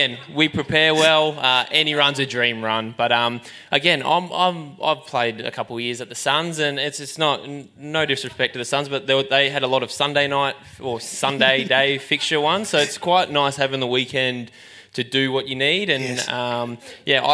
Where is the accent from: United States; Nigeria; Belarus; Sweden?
Belarus; now in Australia; I was born obviously in Belarus